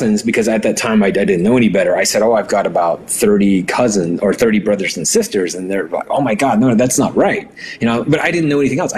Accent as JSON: {"language": "English", "region": "Navajo Nation", "country": "United States", "tie": "born or raised there", "first_language": "Navajo", "second_language": "English", "said": "So I grew up on the Navajo reservation. My grandparents raised me. And, you know, in my home, we didn't speak English, right? It was Navajo."}